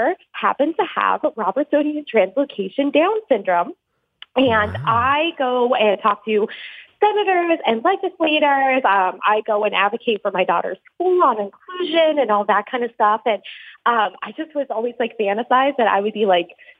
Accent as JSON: {"language": "English", "town": "Fort Collins", "region": "Colorado", "country": "United States", "said": "I was from the Fort Collins area"}